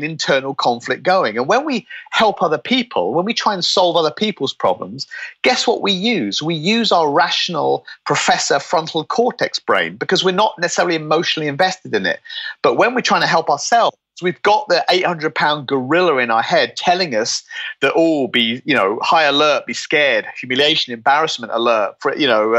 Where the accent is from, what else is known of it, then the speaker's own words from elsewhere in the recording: United Kingdom; I'm British